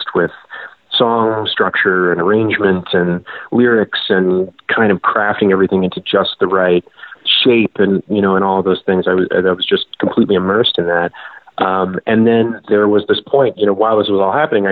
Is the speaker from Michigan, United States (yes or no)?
no; Boston, Massachusetts, United States; moved away as an adult; also born or lived in Providence, Rhode Island / New York; now in Portland, United States; I'm from Boston originally